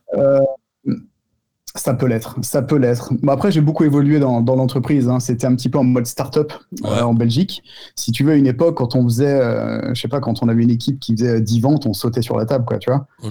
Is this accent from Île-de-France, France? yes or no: yes; Tremblay-en-France, Île-de-France, France; je suis de Tremblay en France